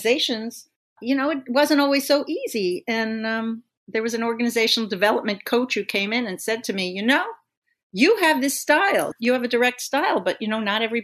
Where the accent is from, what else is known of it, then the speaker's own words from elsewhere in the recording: Long Island, New York, United States; when I grew up on Long Island, I had no, you know, special arts training